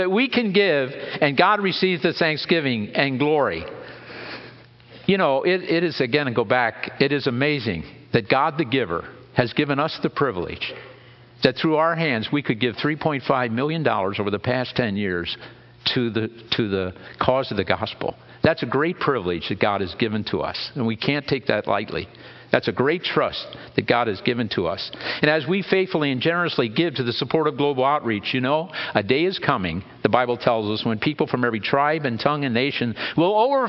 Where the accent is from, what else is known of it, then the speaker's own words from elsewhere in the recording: Lebanon County, Pennsylvania, United States; I grew up in Lebanon County